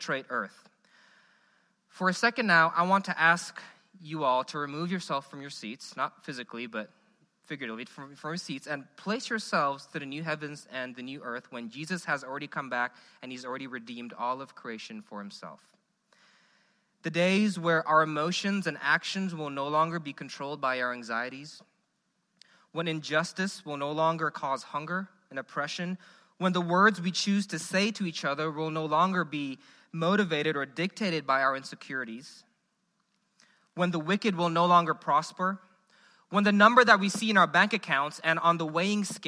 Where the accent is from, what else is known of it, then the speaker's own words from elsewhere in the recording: Indonesia; now in Memphis, United States; I'm from Indonesia.